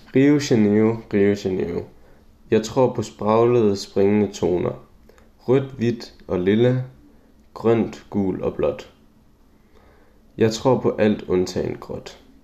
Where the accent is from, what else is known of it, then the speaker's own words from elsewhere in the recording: Juelsminde, Central Denmark Region, Denmark; min hjemby Julesminde